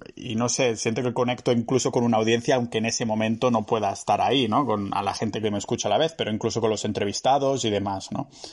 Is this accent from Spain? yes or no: yes; Catalonia, Spain; soy catalán